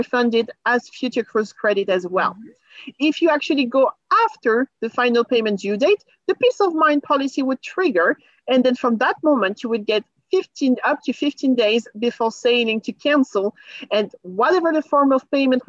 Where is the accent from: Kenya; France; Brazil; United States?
France; moved away; I'm from France